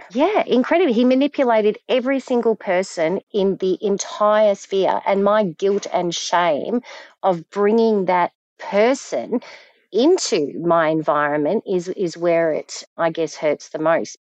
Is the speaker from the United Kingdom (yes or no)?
no; Frankston, Victoria, Australia; moved away as an adult; also born or lived in Melbourne / Queensland; now in Perth, Australia; I grew up in Frankston